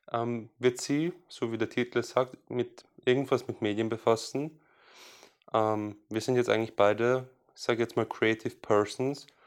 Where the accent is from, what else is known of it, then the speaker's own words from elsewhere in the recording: Salzburg, Austria; Ist wurscht, wo ich herkomme, ich bin aus Salzburg.